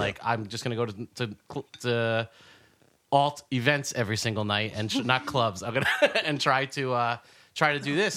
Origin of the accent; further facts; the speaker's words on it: New Jersey, United States; now in New York City, United States; I grew up in Jersey